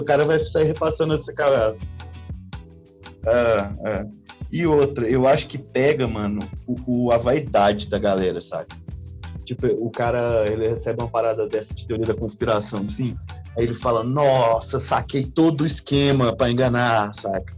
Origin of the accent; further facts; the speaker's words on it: Goiânia, Goiás, Brazil; eu lembro quando eu era moleque em, em Goiânia